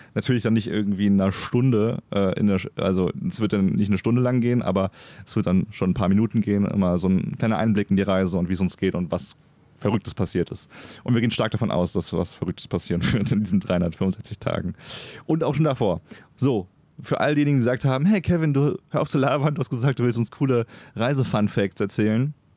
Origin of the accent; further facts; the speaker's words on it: Germany; now in Cologne, Germany; als Deutscher äh, in Köln wohnend